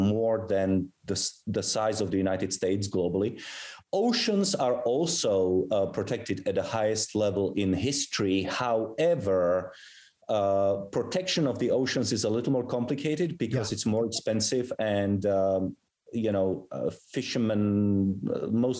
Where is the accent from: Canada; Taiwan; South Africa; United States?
South Africa; moved away; also born or lived in Europe; I was actually born in Europe, but I grew up in South Africa.